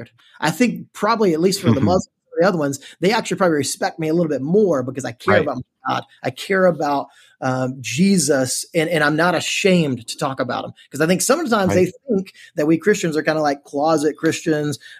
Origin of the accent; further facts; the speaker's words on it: Texas, United States; accent: Texan; also born or lived in United Kingdom; now in College Station, United States; I do not speak the Queen's English. I speak a little bit more Texan